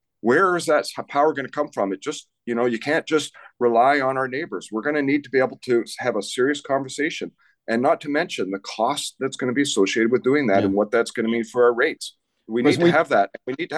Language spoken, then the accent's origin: English; British Columbia, Canada; And I think as British Columbians, we should be worried about that.